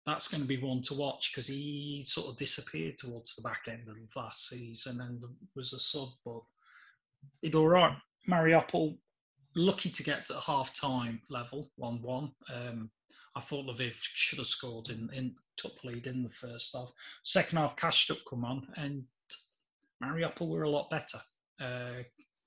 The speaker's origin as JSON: {"language": "English", "region": "England", "country": "United Kingdom", "said": "even as an Englishman"}